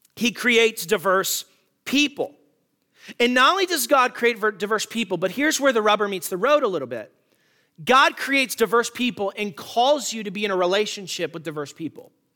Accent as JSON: {"language": "English", "town": "Tucson", "region": "Arizona", "country": "United States", "tie": "born or raised there", "said": "In my hometown of Tucson, there are the Catalina Mountains"}